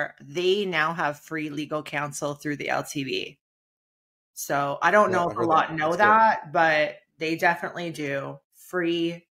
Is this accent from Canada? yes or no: yes; Canada; being a Canadian